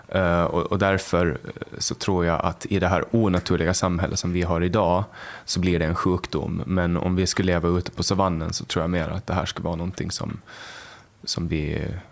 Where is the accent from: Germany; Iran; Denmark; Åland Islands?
Åland Islands; Mariehamn; där jag, i Mariehamn och Övernäs så var vi en, det var en ganska stor skola